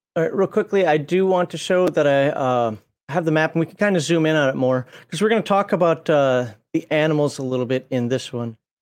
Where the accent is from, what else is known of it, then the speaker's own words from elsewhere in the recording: Minnesota, United States; I'm from Minnesota